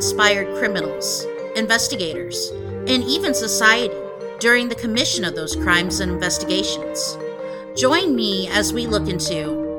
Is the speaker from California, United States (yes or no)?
yes; California, United States; I grew up in Orange County and saw a lot of the LA gang violence and crack problems on the news